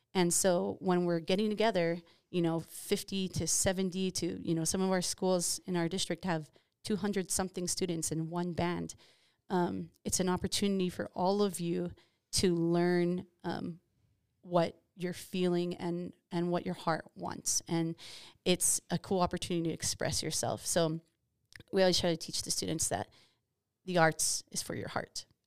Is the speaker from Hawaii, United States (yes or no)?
yes; Hawaii, United States; moved away; I'm from Hawaii